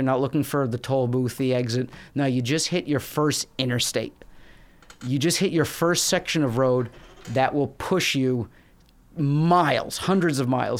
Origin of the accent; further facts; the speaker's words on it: New York City, New York, United States; Absolutely. Yeah.